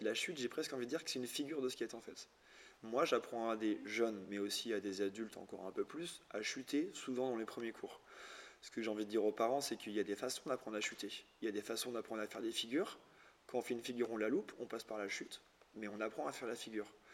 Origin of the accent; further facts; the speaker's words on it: Lorient, Brittany, France; je suis de Lorient, donc, euh, Bretagne Sud